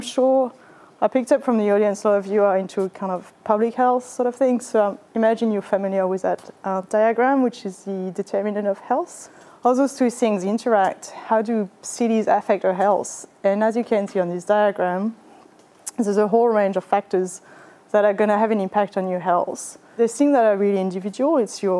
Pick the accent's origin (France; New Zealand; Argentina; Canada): France; English is a second language; moved away as an adult; also born or lived in Vietnam / Japan; now in Australia; you might have picked up from my accent that I was born in France. That's where I did my undergrad and my master's